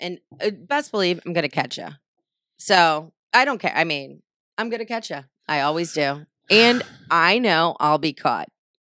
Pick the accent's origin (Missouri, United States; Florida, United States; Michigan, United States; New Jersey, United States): Missouri, United States; St. Louis; born and raised in St. Louis. Not sure why I'm still here.